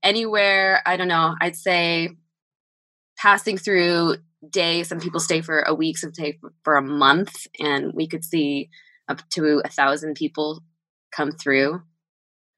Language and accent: English; Southern California, United States; moved away; I am from Southern California.